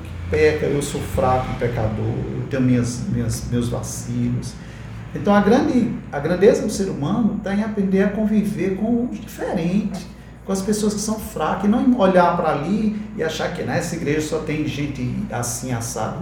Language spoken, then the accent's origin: Portuguese; Vila Torta, Ceará, Brazil; eu moro lá na Vila Torta. é um localzinho ali onde eu nasci